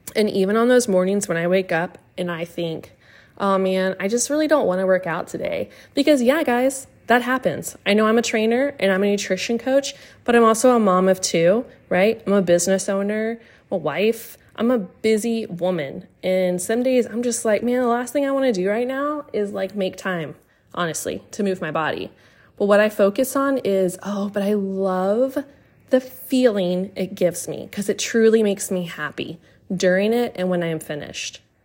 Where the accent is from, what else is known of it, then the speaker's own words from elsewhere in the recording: Austin, Texas, United States; moved away as an adult; also born or lived in Massachusetts; I'm from Austin, Texas